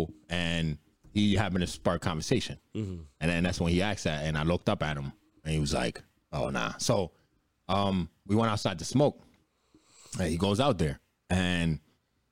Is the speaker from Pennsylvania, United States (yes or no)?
yes; Bethlehem, Pennsylvania, United States; also born or lived in Africa; up here, Bethlehem area.